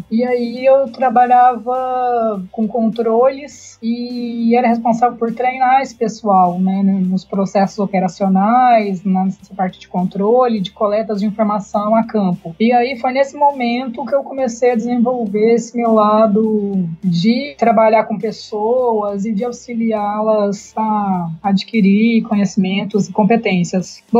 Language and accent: Portuguese; Minas Gerais, Brazil; Então, vou começar falando que eu sou mineira, né? Acho que já dá para ver, só de escutar eu falar e eu sou nascida criada no Beraba, é mais conhecido como Paraíso